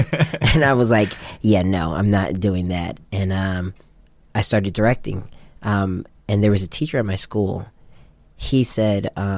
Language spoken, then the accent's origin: English; Japan; moved away as an adult; now in United States; Well, prior to that, I grew up in Japan.